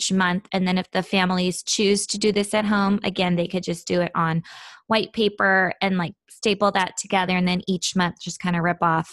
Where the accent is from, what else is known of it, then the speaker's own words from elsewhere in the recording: Seattle, Washington, United States; moved away; I grew up in Seattle